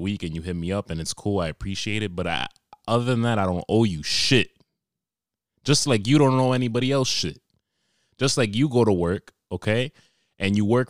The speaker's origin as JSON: {"language": "English", "country": "Australia", "accent": "Australian", "said": "As you can tell by my accent, I'm from Australia."}